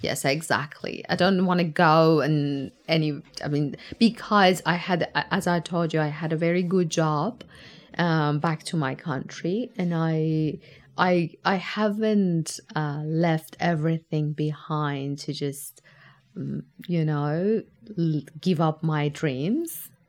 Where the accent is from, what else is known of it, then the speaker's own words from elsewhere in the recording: Tehran, Tehran Province, Iran; moved away as an adult; now in Tasmania, Australia; I come from Tehran. Tehran is a massive compact city